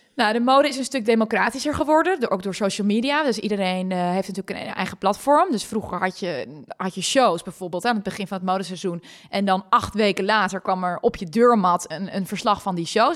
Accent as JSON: {"language": "Dutch", "region": "Friesland", "country": "Netherlands", "moved": "yes", "said": "ben ik gewoon een Fries mega kneuterig meisje"}